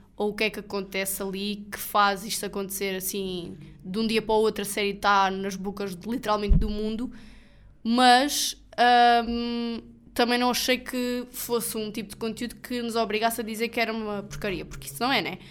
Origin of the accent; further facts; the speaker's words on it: Portugal; nós somos portugueses e devemos ter orgulho no nosso país